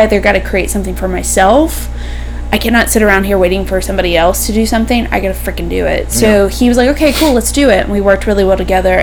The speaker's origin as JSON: {"language": "English", "town": "High Point", "region": "North Carolina", "country": "United States", "also_born_or_lived": "Greensboro, North Carolina / New York", "said": "I'm from High Point"}